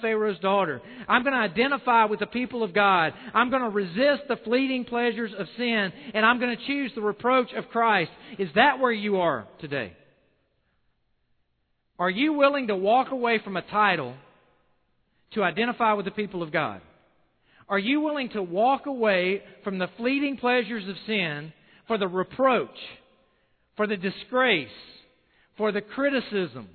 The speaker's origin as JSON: {"language": "English", "region": "South Carolina", "country": "United States", "said": "I'm from South Carolina"}